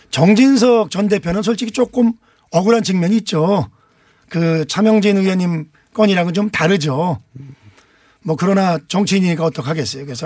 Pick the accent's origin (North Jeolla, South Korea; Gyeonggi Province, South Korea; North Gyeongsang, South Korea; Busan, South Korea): Gyeonggi Province, South Korea; Anseong; born or raised there